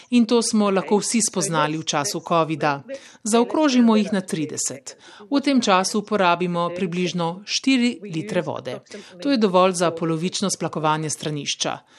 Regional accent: Australia; V Slovenijo sem se preselila novembra 2019, požar v Avstraliji je izbruhnil mesec zatem. Takrat sem iz Slovenije gledala, kako gori moja domovina

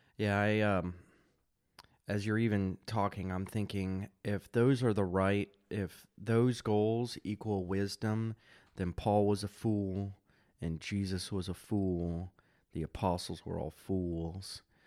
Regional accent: United States; I, I'm an American, suburban, middle class

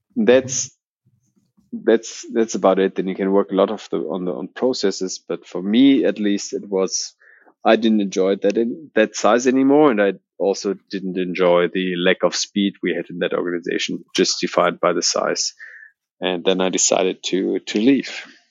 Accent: Berlin, Germany; also born or lived in Australia; I'm originally from Berlin, um, born in Berlin. I think one of the few Berliners in the Berlin startup um, scene, so to say, and never really left Berlin

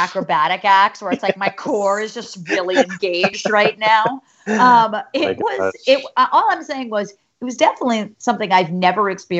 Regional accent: New Jersey, United States; moved away as an adult; now in New York City, United States; I grew up in the suburbs of Manhattan. I've lived in New York for 10 years. Like I grew up in Jersey

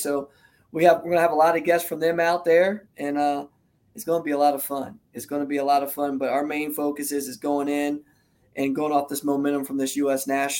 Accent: New Jersey, United States; I'm a Jersey boy, so we don't have Englishtown no more. So that is my hometown track. That's literally 45 miles from where I grew up at.

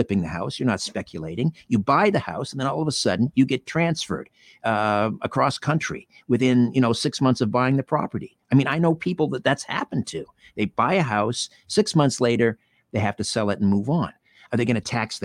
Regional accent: Brantford, Ontario, Canada; I come from Brantford, Ontario.

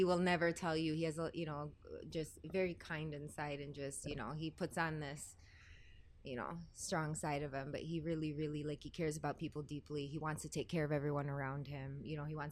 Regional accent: Detroit, Michigan, United States; I'm from Detroit

